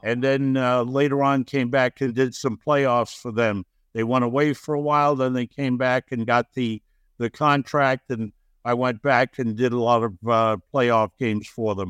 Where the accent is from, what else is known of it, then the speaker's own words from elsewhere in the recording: New York City, New York, United States; also born or lived in Ulm, Germany; a youngster growing up in Brooklyn